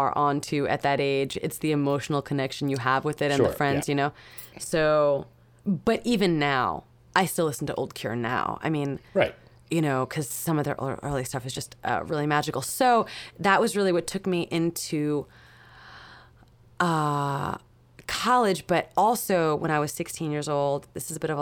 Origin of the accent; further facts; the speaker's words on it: New York City, New York, United States; also born or lived in Long Island; Queens and Long Island, but mostly Queens.